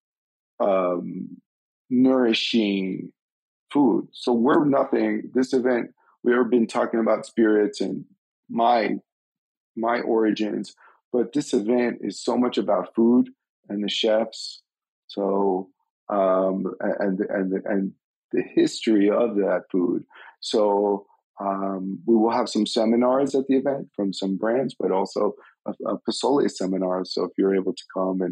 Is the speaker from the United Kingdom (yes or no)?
no; New York City, New York, United States; moved away as an adult; now in Denver, United States; I grew up in Brooklyn, and if you know, I as a Jew of immigrant parents, from deep Brooklyn